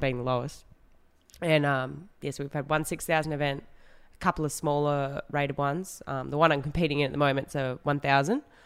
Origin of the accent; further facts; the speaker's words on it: Western Australia, Australia; I grew up in Western Australia